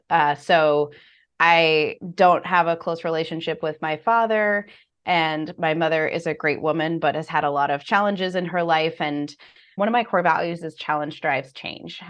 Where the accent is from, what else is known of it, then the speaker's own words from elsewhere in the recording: United States; My father was from Puerto Rico, so I was born in the States